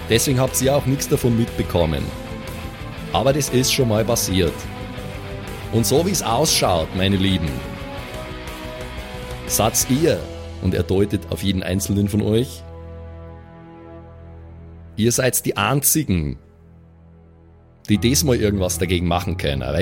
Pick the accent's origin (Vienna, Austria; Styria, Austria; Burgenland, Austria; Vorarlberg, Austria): Vienna, Austria; Laura, ich bin aus Wien, okay? Wir reden da so.